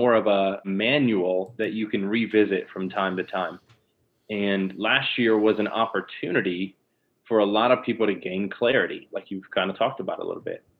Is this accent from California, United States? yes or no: no; Lakeland, Florida, United States; moved away as an adult; now in Jacksonville Beach, United States; born and raised in Lakeland, Florida, which is Central Florida, near Orlando and Tampa